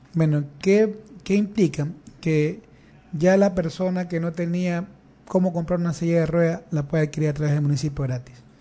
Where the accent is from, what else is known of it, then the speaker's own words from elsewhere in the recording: Guayaquil, Guayas, Ecuador; nací en el Distrito 1, eh, soy de la cooperativa Claveles 2, Nací en la cooperativa Esmeralda Chiquito, en el sector de las Malvinas. Eh, me he criado ahí toda mi vida